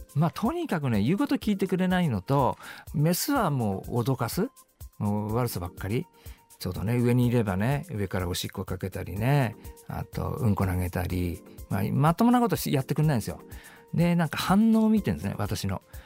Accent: Hakodate, Hokkaido, Japan; moved away as an adult; also born or lived in Tokyo; 私高校2年の時、まあ、あの北海道の函館にいたんですけども

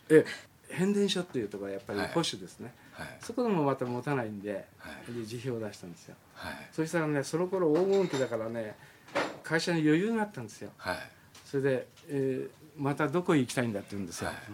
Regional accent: Nakano, Tokyo, Japan; also born or lived in Chiba; 僕は今住んでる中野区が生まれ育ったところで

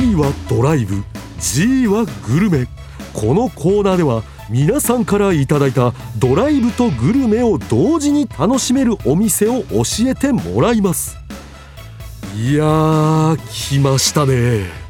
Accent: Kamogawa, Chiba, Japan; 私の地元である鴨川市

